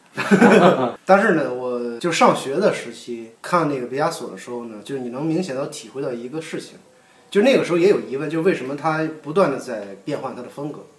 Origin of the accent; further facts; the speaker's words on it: China; 我们中国人的教育